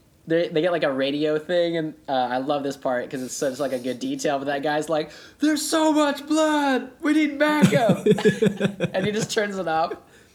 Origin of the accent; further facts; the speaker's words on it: Broken Arrow, Oklahoma, United States; I am from Broken Arrow.